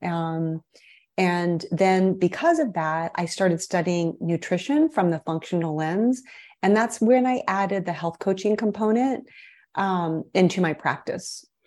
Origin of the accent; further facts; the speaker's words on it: Midwest, United States; moved away as an adult; also born or lived in Brazil / Chicago / Miami Beach; I am a Midwesterner at heart. I was born and raised in the Midwest